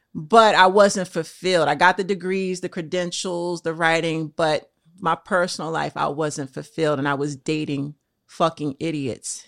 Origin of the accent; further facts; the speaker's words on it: Trenton, New Jersey, United States; now in New York, United States; I was born in Trent, New Jersey